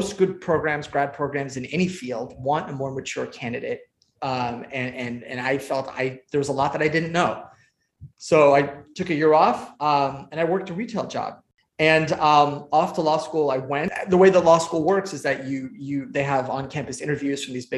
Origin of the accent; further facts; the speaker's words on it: Santa Monica, California, United States; also born or lived in Iran; I grew up in Southern California, in Santa Monica, actually, not too far from the UCLA campus